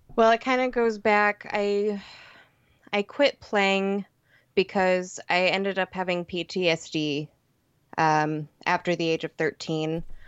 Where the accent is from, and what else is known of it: Lafayette, Indiana, United States; born or raised there